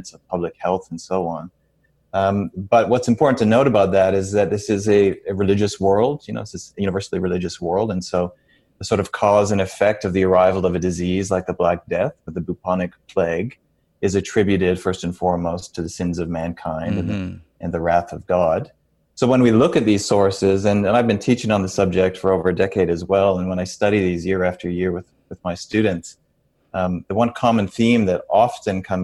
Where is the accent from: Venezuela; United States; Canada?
Canada; Lethbridge, Alberta; moved away as an adult; also born or lived in Scotland / England / New Zealand; now in Australia; I come from Southern Alberta. I'm born and raised in Lethbridge